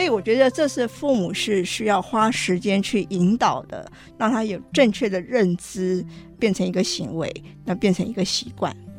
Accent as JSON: {"language": "Chinese", "country": "Taiwan", "tie": "born or raised there", "also_born_or_lived": "United States / United Kingdom", "moved": "as an adult", "said": "我虽然是在台湾出生，我也在台湾完成了大学教育"}